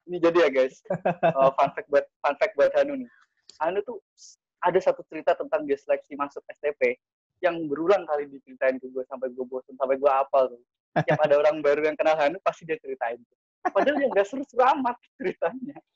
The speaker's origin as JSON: {"language": "Indonesian", "town": "Semarang", "region": "Central Java", "country": "Indonesia", "said": "dulu kan gue kan uh, eh, gue orang Semarang nih"}